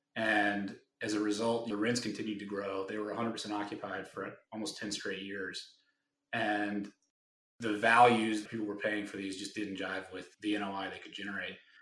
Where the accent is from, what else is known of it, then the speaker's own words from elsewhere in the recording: Raleigh, North Carolina, United States; I'm from Raleigh, and we have our networks in those states.